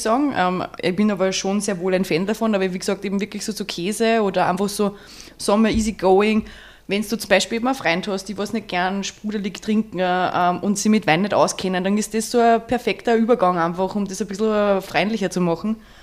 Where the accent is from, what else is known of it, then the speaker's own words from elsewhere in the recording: near St. Pölten, Lower Austria, Austria; bin 27, komme ebenfalls aus der Nähe von St. Pöltener